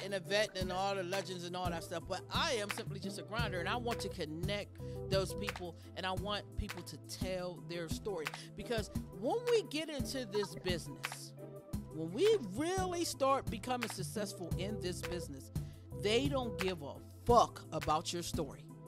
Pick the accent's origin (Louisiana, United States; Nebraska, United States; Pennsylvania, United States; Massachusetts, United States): Pennsylvania, United States; Pittsburgh; I'm from Pittsburgh